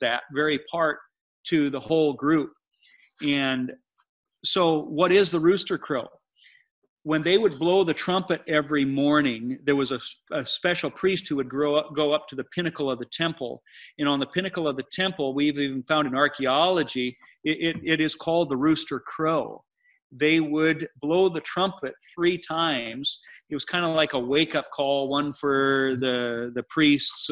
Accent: United States; growing up in America

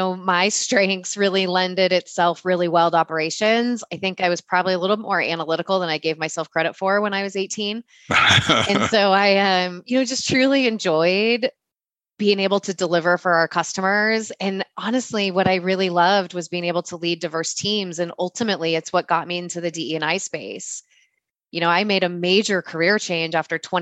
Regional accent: California, United States; I'm born and raised in California and have lived my whole life here

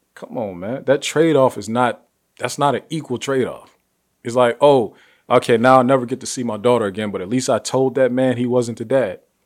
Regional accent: Ohio, United States; Ohio, my home state

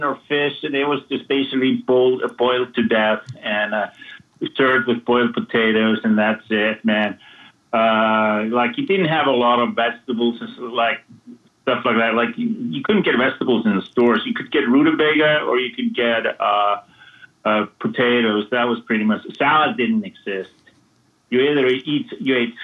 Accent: Vestmannaeyjar, Southern Region, Iceland; also born or lived in New Orleans, United States; now in Los Angeles, United States; I'm from an island myself. I'm from Vestmannaeyjar, which is, you know, the island island south of Iceland where they had the volcano eruption in 1973

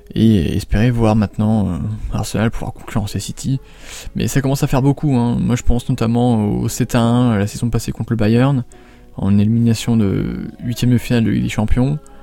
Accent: France; en tant que français

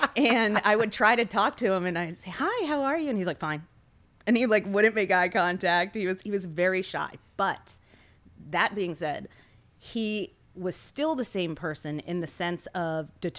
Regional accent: Maryland, United States; My parents were not ready to send me that far away because I grew up in Maryland, in Washington, D.C. area.

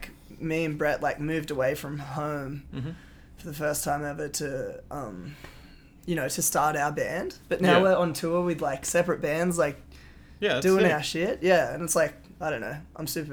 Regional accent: South Coast, New South Wales, Australia; moved away as an adult; now in Byron Bay, Australia; I moved up with to Byron from the South Coast where I'm from

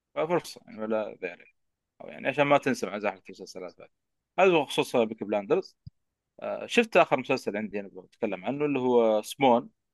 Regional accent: Jeddah, Makkah Province, Saudi Arabia; في اي ام سي عندنا في جده

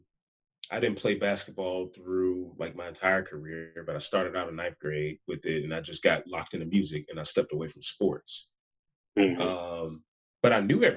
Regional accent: College Park, Georgia, United States; also born or lived in Gwinnett County, Georgia; I grew up in Southside, ATL, College Park, before it was called South Fulton

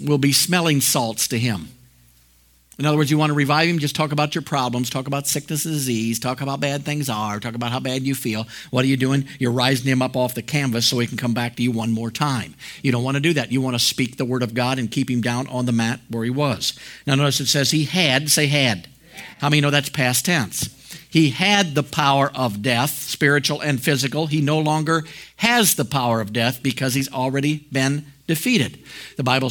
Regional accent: United States; when I was born in the United States

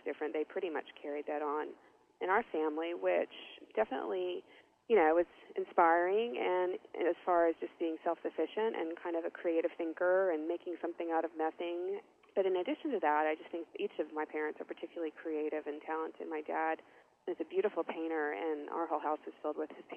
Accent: Knoxville, Tennessee, United States; also born or lived in Chicago, Illinois; my family moved to Knoxville, Tennessee, which is 3 hours east of here, and again, a gorgeous part of the country to grow up

